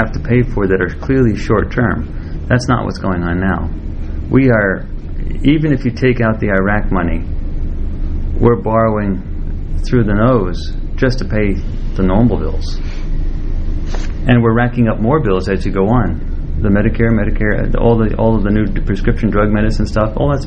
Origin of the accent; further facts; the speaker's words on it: Southwest, United States; I'm actually from the Southwest, where there's sun and lots of solar energy.